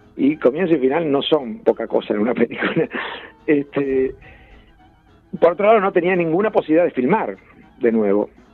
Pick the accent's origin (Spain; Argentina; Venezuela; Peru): Argentina; Ayacucho, Buenos Aires Province; born or raised there